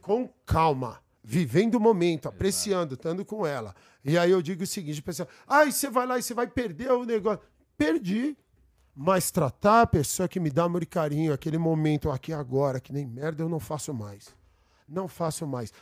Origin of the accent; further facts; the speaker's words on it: São Paulo, Brazil; Eu fui nascido, nascido e criado aqui no Brooklyn